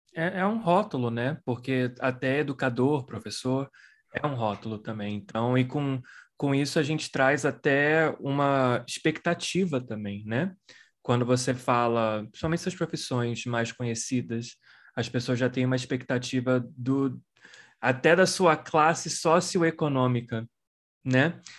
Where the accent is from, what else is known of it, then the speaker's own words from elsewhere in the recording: Brazil; moved away as an adult; now in United States; Eu sou brasileiro, mas vivo nos Estados Unidos há 19 anos